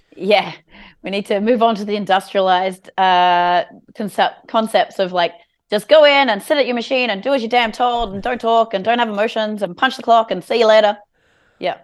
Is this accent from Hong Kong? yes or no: no; Alstonville, New South Wales, Australia; also born or lived in Evans Head; I grew up in a trailer park in a place called Alstonville. which is between Ballina and Lismore, uh, for the first nine years.